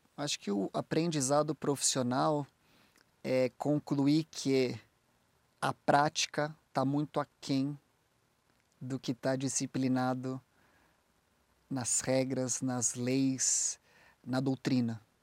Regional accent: Brazil; moved away as an adult; also born or lived in United States; Eu sou do Brasil, eu é, sou advogado

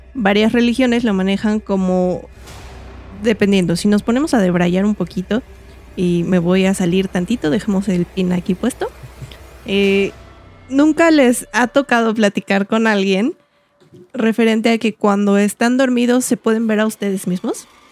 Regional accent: Mexico; como mexicano

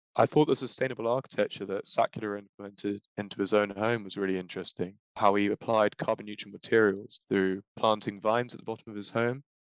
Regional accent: London, United Kingdom; I'm also a third year student from London

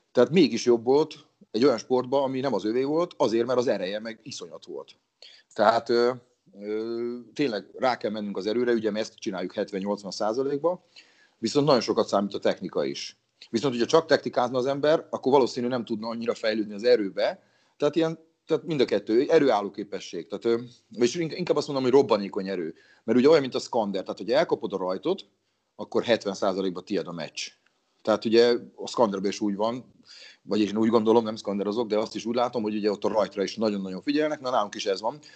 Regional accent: Battonya, Békés, Hungary; now in Szeged, Hungary; amatőr szinten fociztam egy kisvárosban, honnan származok Batonyáról

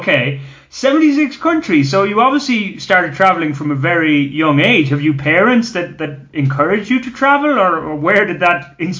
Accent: Ireland; now in Colombia; as an Irishman

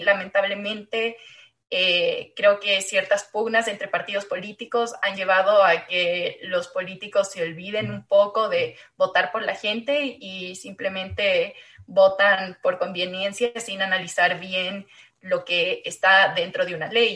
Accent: Ecuador; also born or lived in Chile

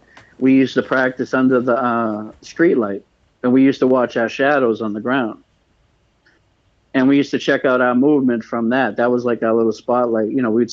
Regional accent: Cambridge, Massachusetts, United States; I grew up in Cambridgeport area in Cambridge, Mass.

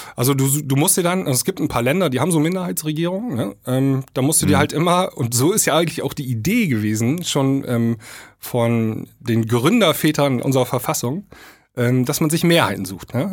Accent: East Frisia, Lower Saxony, Germany; hier oben bei uns in Ostfriesland

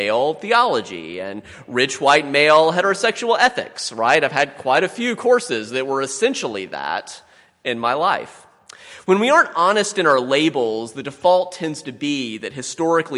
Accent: the Midlands of South Carolina, United States; I grew up in the Midlands of South Carolina

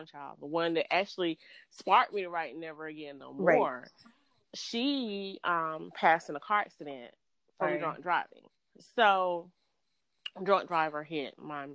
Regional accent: Georgia, United States; I'm from Georgia

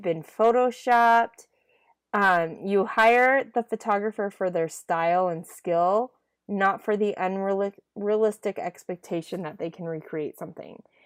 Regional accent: Idaho, United States; I grew up in Idaho

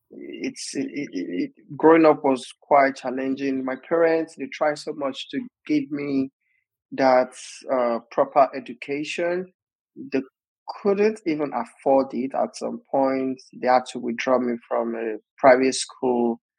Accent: Osun, Nigeria; moved away as an adult; now in Bristol, United Kingdom; I was born in Osun State, Nigeria, and so far so good. I currently live in the United Kingdom with my family

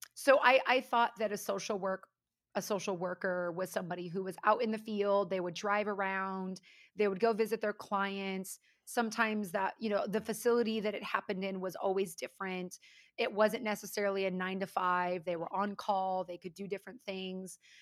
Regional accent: California, United States; also born or lived in Florida; I'm actually a West Coast girl, pretty much born and raised in California

